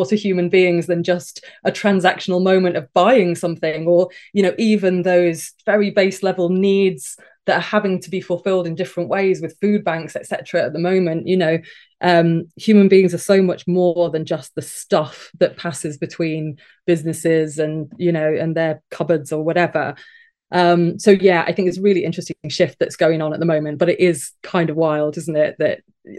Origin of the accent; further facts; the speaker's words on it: England, United Kingdom; accent: northern; moved away as an adult; now in London, United Kingdom; I really lost my northern accent quite quickly when I came to London when I was 19.